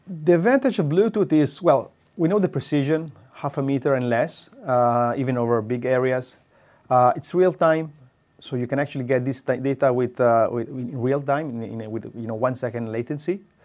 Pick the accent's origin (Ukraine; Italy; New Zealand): Italy; Pisa, Tuscany; English is a second language; moved away as an adult; now in Trento, Italy; I'm originally from Tuscany, from Pisa, although I moved to Trento since fifteen years now